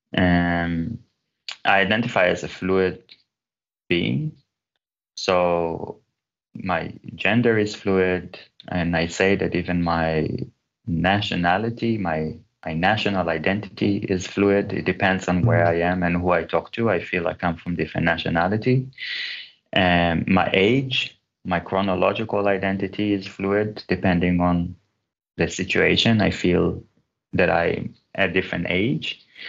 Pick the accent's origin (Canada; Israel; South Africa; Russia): Israel; moved away as an adult; also born or lived in Gothenburg, Sweden; I was born in Israel, but my mom's family are from Turkey, and my father's family came to Israel from Iran and Uzbekistan